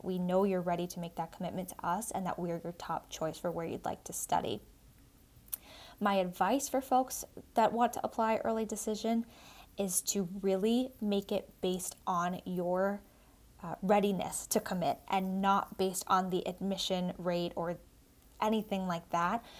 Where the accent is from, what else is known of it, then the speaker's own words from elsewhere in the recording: South Shore of Massachusetts, United States; I grew up in the South Shore of Massachusetts